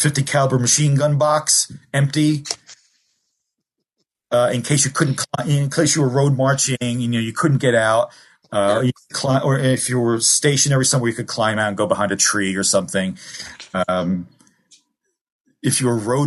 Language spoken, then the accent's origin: English; Newark, New Jersey, United States; also born or lived in Kearny, New Jersey / Germany; I grew up in the Ironbound section of Newark and then Kearny, New Jersey